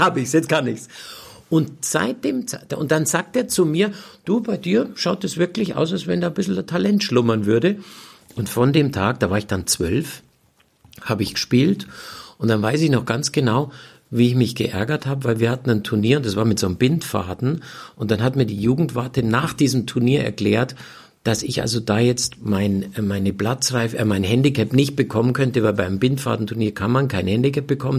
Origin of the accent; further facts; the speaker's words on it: Munich, Bavaria, Germany; moved away as an adult; also born or lived in Florida, United States; ich bin in München aufgewachsen, ich bin in München groß geworden